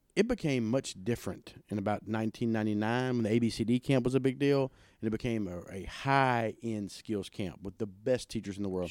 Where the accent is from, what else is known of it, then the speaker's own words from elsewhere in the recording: Pontotoc, Mississippi, United States; I grew up in South Pontotoc.